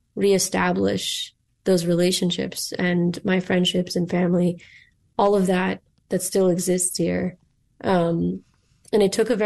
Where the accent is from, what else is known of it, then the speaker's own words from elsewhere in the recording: Chicago, Illinois, United States; moved away as an adult; So I grew up in Rogers Park, actually. And my family bought their first home there. First home my father bought after he immigrated to the U.S. And it's still with my family.